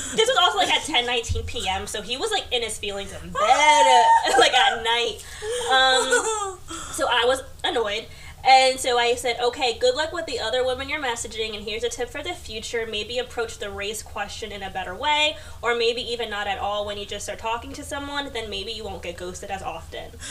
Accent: New York City, New York, United States; I was born in Queens.

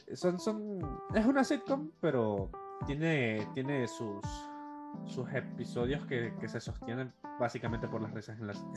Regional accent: Ecuador; como ecuatoriano

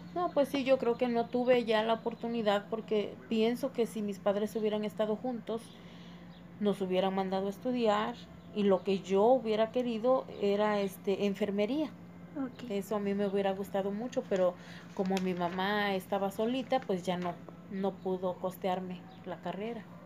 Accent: Tulcingo del Valle, Puebla, Mexico; soy de Tulcingo de Valle y vivo aquí actualmente

